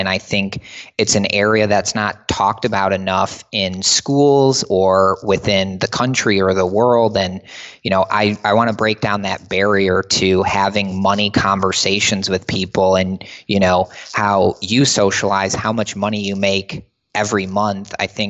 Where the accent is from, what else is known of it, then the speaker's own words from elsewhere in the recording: Michigan, United States; we played ice hockey growing up in Michigan, and we went to the University of Michigan.